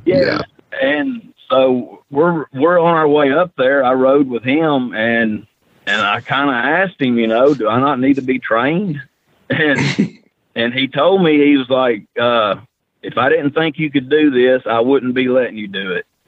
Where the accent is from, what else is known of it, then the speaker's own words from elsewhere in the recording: Huntsville, Alabama, United States; I was born in Huntsville, Alabama, and I went to Bob Jones High School